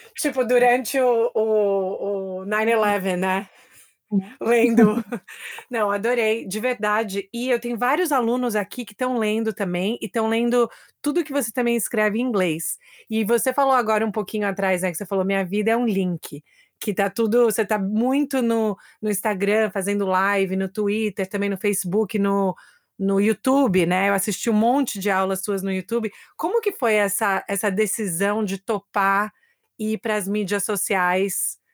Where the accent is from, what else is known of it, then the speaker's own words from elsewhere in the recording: Brazil; now in United States; Eu também sou brasileira